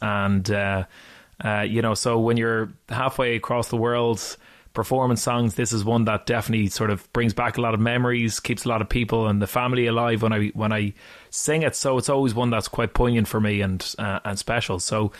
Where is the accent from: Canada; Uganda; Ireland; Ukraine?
Ireland; Dublin, Leinster; moved away as an adult; now in Glasgow, United Kingdom; my hometown of Dublin